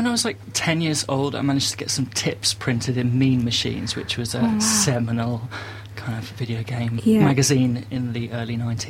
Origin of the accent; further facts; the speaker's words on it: London, United Kingdom; now in near Brighton, United Kingdom; Well, I'm 32 and I come from London originally and I live near Brighton now.